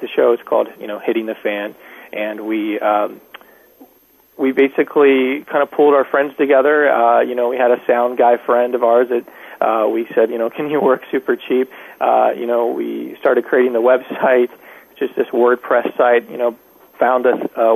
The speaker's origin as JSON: {"language": "English", "town": "Dayton", "region": "Ohio", "country": "United States", "tie": "born or raised there", "moved": "yes", "lives_now": "Los Angeles, United States", "said": "I grew up in Dayton, Ohio, in a small town right outside of Dayton"}